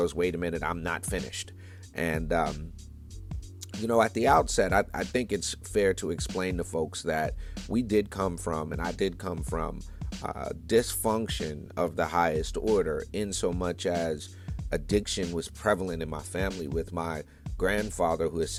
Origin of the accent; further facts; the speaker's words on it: New York City, New York, United States; moved away; I'm from New York originally. Born in Brooklyn, New York in the 1970s